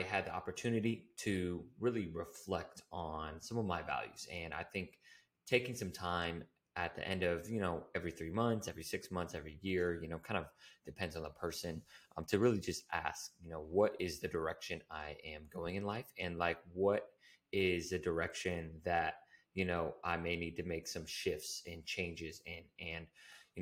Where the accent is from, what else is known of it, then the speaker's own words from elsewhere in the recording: Humboldt County, California, United States; moved away; I'm from Humboldt County, which is a really small area in, you know, the United States